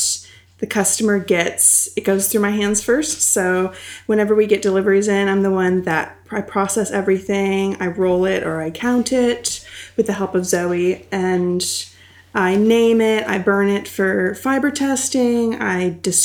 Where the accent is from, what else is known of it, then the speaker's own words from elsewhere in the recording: Indiana, United States; moved away as an adult; now in London, United Kingdom; I'm from Indiana, which is a state in the Midwest. It's like a flyover state, so it's kind of forgotten about sometimes. But it's I grew up on a farm